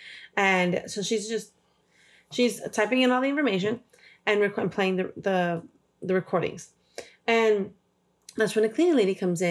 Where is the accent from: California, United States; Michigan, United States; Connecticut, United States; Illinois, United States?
California, United States; Los Angeles; growing up in South Central